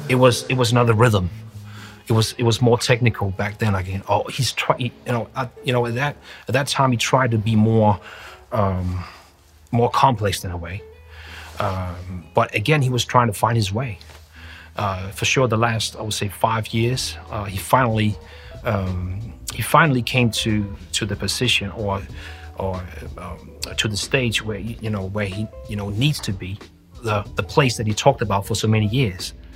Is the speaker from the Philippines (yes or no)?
no; Denmark; we're from Denmark